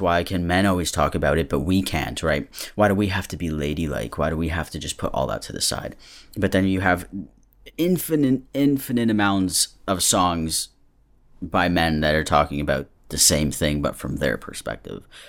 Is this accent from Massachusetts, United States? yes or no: yes; Massachusetts, United States; I'm from Massachusetts